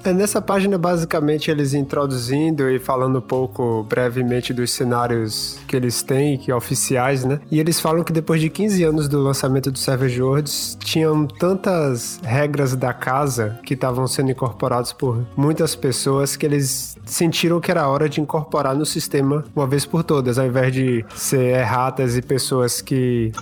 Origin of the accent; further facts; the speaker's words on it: Salvador, Bahia, Brazil; now in St. John's, Canada; Nesse momento eu estou aqui no Canadá, na cidade de St. John's, mas eu sou originalmente de Salvador